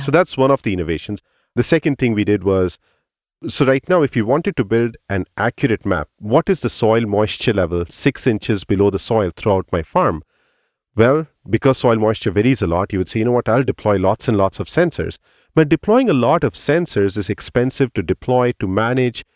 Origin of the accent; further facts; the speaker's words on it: India; moved away; when I was growing up in India